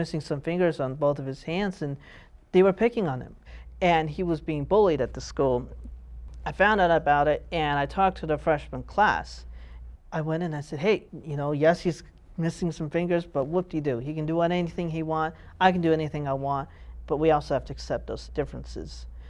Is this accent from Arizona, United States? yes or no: yes; Tucson, Arizona, United States; also born or lived in Hyderabad, India; At the age of 5, I was adopted and came to the U.S., came to Tucson, and grew up here.